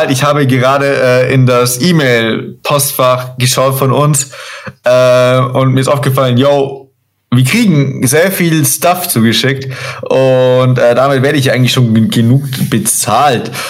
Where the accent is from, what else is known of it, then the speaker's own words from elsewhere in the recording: Burghausen, Bavaria, Germany; born there; ich bin in Burghausen geboren, nämlich.